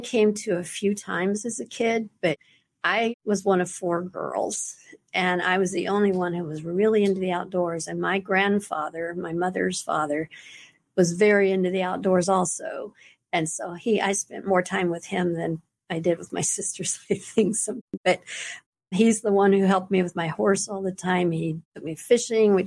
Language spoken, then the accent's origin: English; Alvin, Texas, United States; also born or lived in Friendswood, Texas; Born and raised in Alvin, Texas